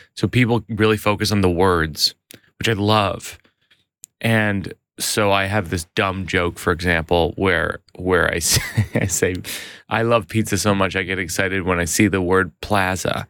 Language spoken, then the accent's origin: English; New York, United States; I'm a New Yorker